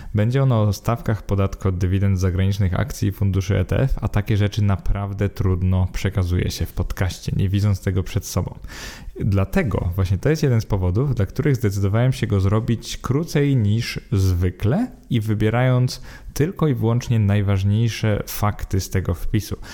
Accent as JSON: {"language": "Polish", "country": "Poland", "said": "bo jesteśmy Polakami"}